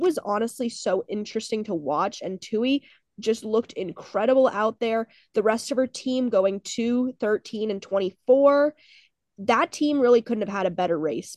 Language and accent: English; NC State, North Carolina, United States; my hometown team, the N C State Wolfpack